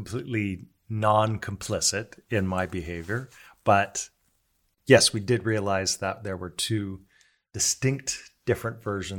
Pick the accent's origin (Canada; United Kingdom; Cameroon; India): Canada; Toronto, Ontario; moved away as an adult; also born or lived in New York / Los Angeles / south of France; now in France; I was born in Toronto, yes.